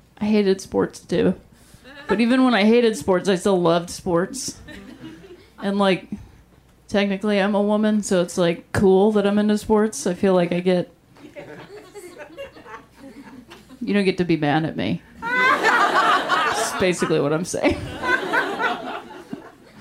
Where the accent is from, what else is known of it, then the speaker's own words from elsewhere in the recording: Ohio, United States; moved away as an adult; I was raised in Ohio